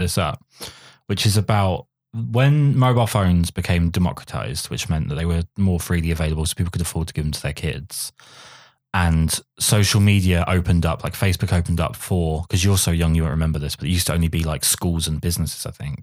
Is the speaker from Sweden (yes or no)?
no; England, United Kingdom; I'm English